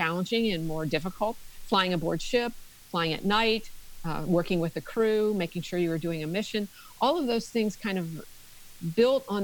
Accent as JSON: {"language": "English", "region": "Maryland", "country": "United States", "tie": "born or raised there", "moved": "yes", "lives_now": "Tennessee, United States", "said": "I grew up in Maryland, in a very small town in Maryland"}